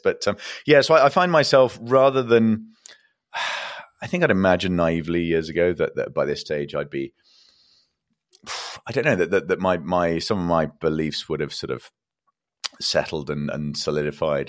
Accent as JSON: {"language": "English", "region": "England", "country": "United Kingdom", "said": "I'm an Englishman"}